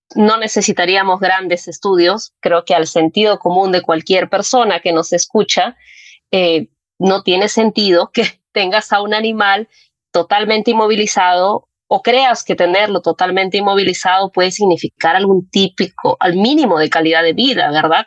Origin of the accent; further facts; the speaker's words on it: Puno, Peru; soy de Puno